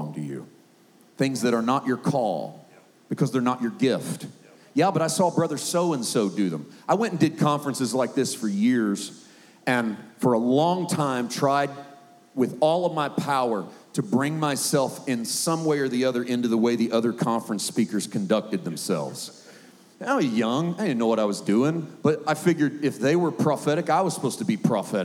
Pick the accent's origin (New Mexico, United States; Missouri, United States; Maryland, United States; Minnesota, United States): Missouri, United States; Poplar Bluff; Southeast Missouri, I was born and raised in Poplar Bluff, Missouri